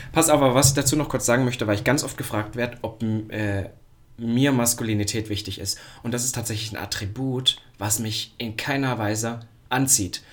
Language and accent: German; Halle, Saxony-Anhalt, Germany; now in Berlin, Germany; in Halle, da wo ich herkomme